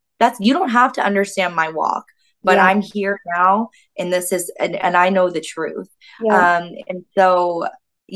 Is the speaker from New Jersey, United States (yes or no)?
no; Florida, United States; moved away as an adult; also born or lived in Canada; I'm from the States, born and raised in the States